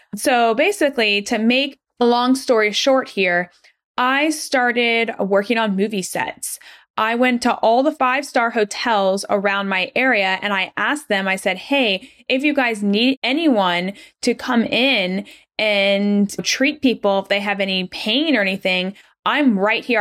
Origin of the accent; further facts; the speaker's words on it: Atlanta, Georgia, United States; moved away as an adult; also born or lived in Rochester, New York; I'm originally from Atlanta, Georgia